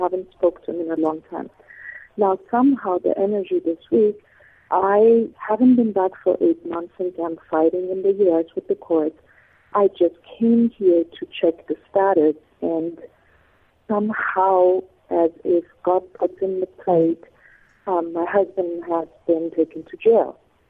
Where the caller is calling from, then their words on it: Honduras; also born or lived in Medina Beach; I am calling from Honduras.